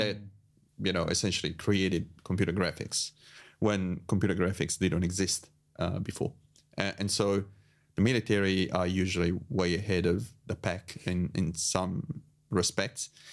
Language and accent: English; Italy; moved away as an adult; I was born in Italy